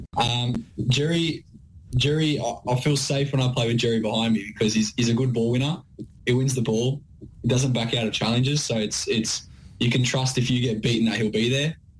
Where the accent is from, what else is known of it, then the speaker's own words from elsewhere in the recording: Sydney, New South Wales, Australia; moved away as an adult; now in Melbourne, Australia; We're both from Sydney.